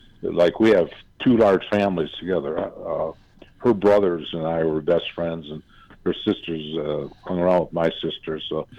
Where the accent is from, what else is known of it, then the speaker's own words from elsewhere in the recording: Center Line, Michigan, United States; The Centerline is a city surrounded by Detroit. The Centerline is 1 mile by 1 mile, 1 square mile